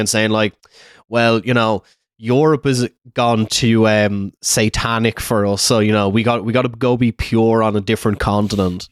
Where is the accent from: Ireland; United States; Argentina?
Ireland